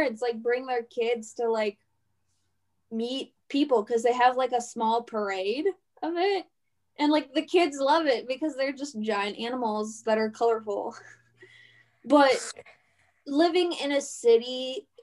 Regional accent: Pittsburgh, Pennsylvania, United States; I am from Pittsburgh, Pennsylvania

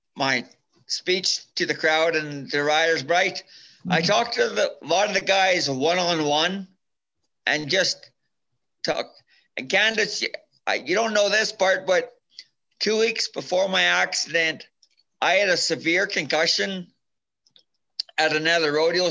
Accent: Minburn, Alberta, Canada; I'm from Minburn, Alberta. It's a small town

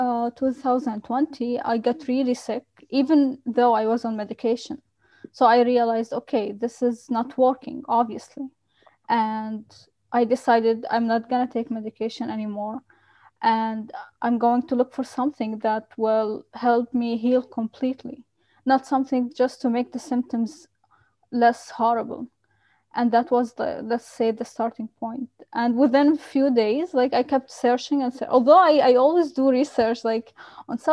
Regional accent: Qatar; I grew up in Qatar

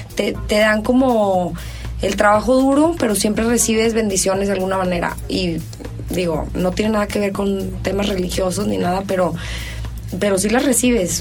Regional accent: Mexico; así somos los mexicanos

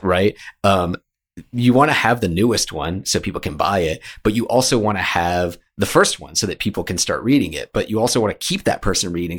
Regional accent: Richmond, Virginia, United States; moved away as an adult; also born or lived in New York; I'm from Richmond, Virginia, and I moved up to New York

